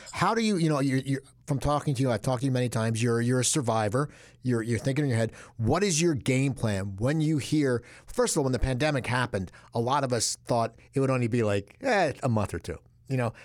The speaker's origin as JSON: {"language": "English", "town": "Cherry Hill", "region": "New Jersey", "country": "United States", "also_born_or_lived": "West Coast, United States", "moved": "yes", "said": "I'm from Cherry Hill, but I was on the West Coast and I was away for twenty-five or twenty-six years."}